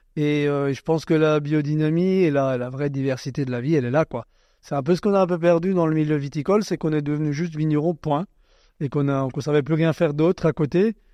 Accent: Alsace, Grand Est, France

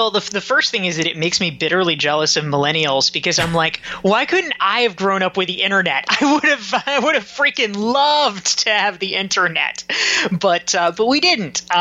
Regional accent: Pinehurst, North Carolina, United States; I grew up in Pinehurst, North Carolina, which is a very small town uh, south of the Triangle, and uh, it it is known as the golf capital of the world.

